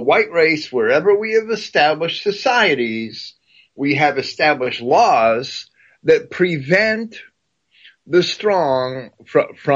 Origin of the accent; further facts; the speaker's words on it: United States; a kid growing up in New Jersey and New York